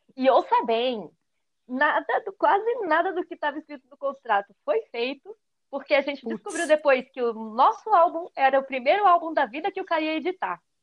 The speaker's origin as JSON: {"language": "Portuguese", "region": "São Paulo", "country": "Brazil", "tie": "born or raised there", "moved": "yes", "lives_now": "Mogi das Cruzes, Brazil", "said": "Atualmente eu moro em Mogi das Cruzes, mas nasci lá em Cidade Tiradentes, na quebrada de São Paulo, Zona Leste"}